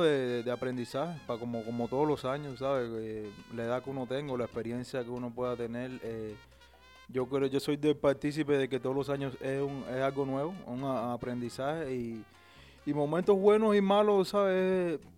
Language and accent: Spanish; Isla de la Juventud, Cuba; moved away as an adult; yo soy de la isla, es una isla que está fuera de, Cuba